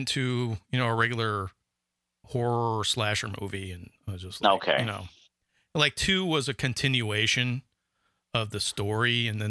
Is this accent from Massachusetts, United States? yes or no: no; Florida, United States; I'm from Florida, man.